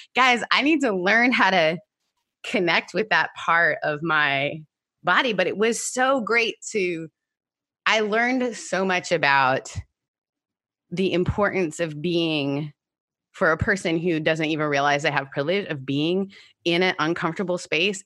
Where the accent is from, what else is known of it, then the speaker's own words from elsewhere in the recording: Canada; my mom took us to dance class because we're Canadian